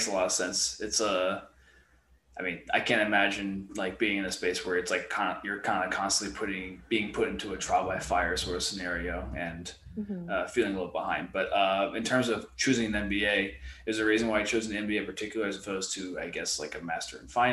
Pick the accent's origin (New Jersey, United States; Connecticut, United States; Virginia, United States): New Jersey, United States; now in California, United States; I'm from New Jersey